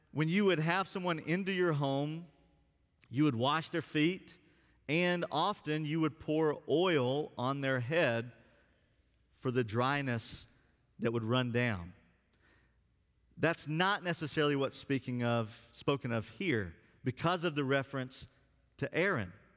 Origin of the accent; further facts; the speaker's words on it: Alabama, United States; also born or lived in West Virginia; now in Texas, United States; someone who grew up in Alabama